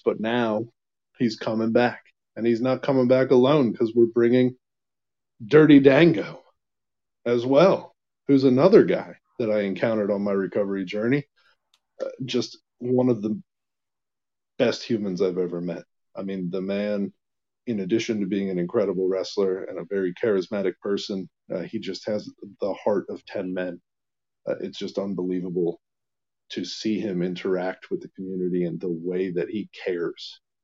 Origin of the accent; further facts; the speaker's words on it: Allentown, Pennsylvania, United States; moved away as an adult; now in Lancaster, United States; I grew up in Allentown